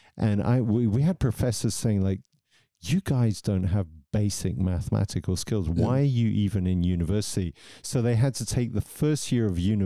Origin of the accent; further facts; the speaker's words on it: Southampton, South East England, United Kingdom; I grew up in Southampton, fairly poor city